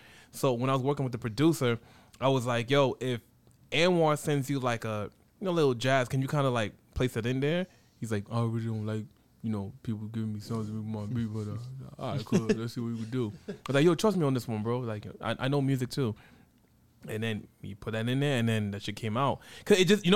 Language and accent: English; United States; I'm first generation. I'm the first one out of my family to be born in America.